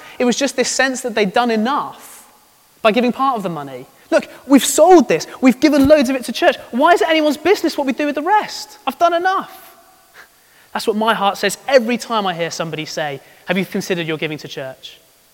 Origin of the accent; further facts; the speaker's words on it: United Kingdom